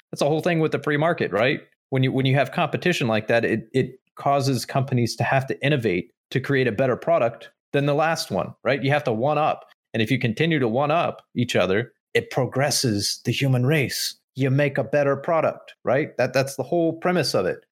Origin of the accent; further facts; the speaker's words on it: United States; as American people